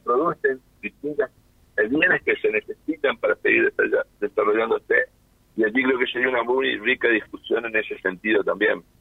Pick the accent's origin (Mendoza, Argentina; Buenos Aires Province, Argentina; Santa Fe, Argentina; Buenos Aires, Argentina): Santa Fe, Argentina; northern; como norte santafesino